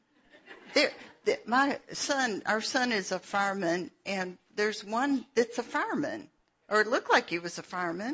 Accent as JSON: {"language": "English", "town": "Atlanta", "region": "Georgia", "country": "United States", "tie": "born or raised there", "said": "I was born in Atlanta"}